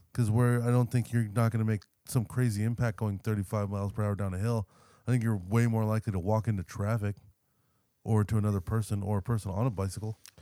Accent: California, United States; we're from California

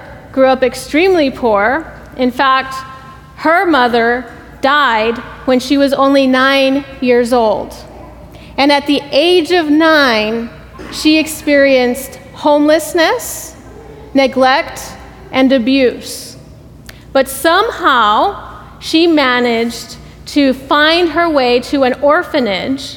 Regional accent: Laredo, Texas, United States; moved away; I am originally from Laredo, Texas, if any of you all are familiar with Laredo. I grew up on the border

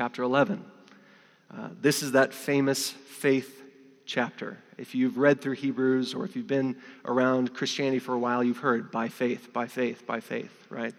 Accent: New Mexico, United States; moved away as an adult; now in North Africa; I'm from New Mexico.

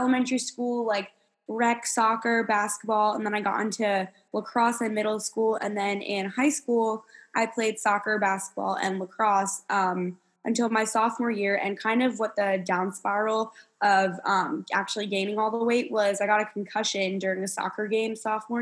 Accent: New Jersey, United States; moved away as an adult; now in Kentucky, United States; I'm originally from New Jersey and I ended up going to school at the University of Kentucky

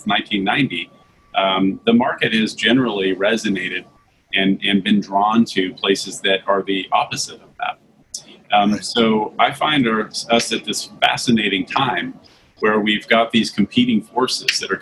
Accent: Santa Monica, California, United States; now in Dallas-Fort Worth, United States; I grew up in Santa Monica, California

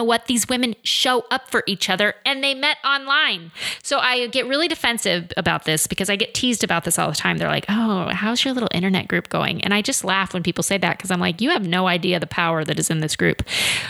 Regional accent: Midwest, United States; I grew up in the middle of the Midwest. I'm a country girl at heart

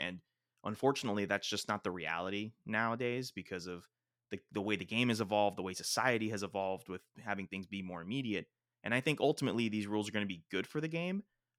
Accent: South Florida, United States; Colombian food versus Cuban food, which are the two main things that I grew up eating in South Florida.

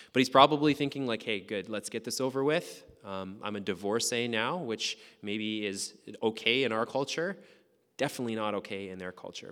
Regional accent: Lac La Biche, Alberta, Canada; And the town that I grew up in is called Lac-la-Biche. It's in northern Alberta, really small town

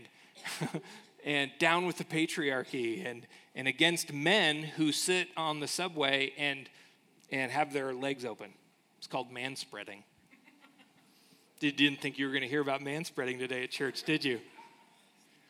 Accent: United States; us as American citizens

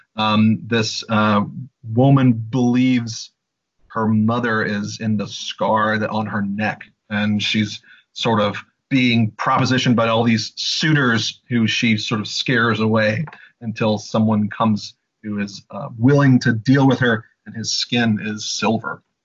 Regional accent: Louisiana, United States; I'm from Louisiana

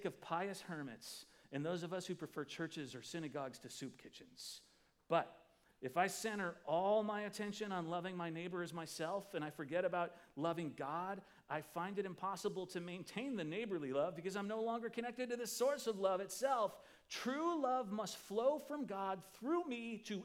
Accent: Midwest, United States; I'm from the Midwest

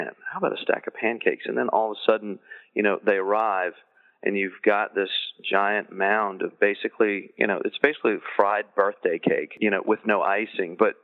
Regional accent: the South, United States; in the South, we consider it a vegetable

